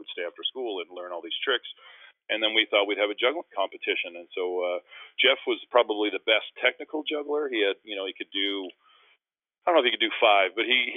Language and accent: English; Winnipeg, Manitoba, Canada; moved away; in Winnipeg in my hometown